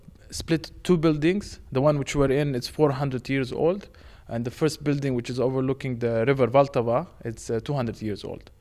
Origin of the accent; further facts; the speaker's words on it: Jordan; also born or lived in Romania; now in Prague, Czechia; I've been here 14 months. I'm originally from Jordan and Romania, so mixed. But they asked me to come to Prague.